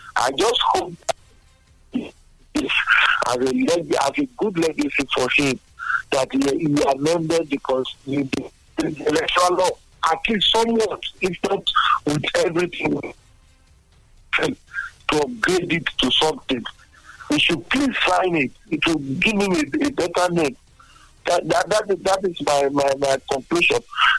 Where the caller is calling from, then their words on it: Abeokuta, Ogun State, Nigeria; I'm calling from Barekuta.